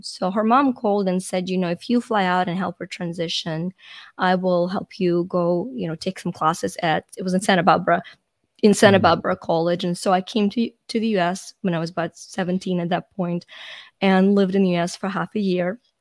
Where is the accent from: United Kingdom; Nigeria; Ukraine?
Ukraine; moved away; I'm Ukrainian, so I was born in Ukraine when it was a part of the Soviet Union.